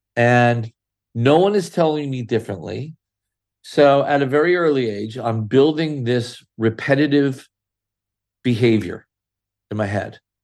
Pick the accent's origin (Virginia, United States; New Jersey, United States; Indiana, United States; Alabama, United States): New Jersey, United States; Sayreville; I grew up in a little town called Sayreville, New Jersey